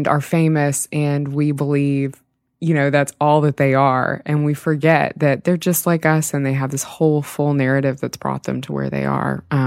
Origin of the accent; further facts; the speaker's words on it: Jackson, Mississippi, United States; my hometown newspaper, the Clarion Ledger, straight out of Jackson, Mississippi.